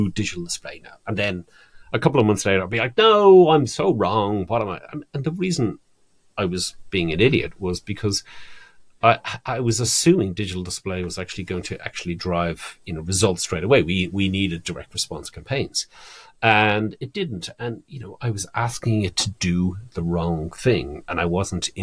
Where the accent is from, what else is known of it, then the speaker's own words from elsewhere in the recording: Ireland; moved away; my home country, Ireland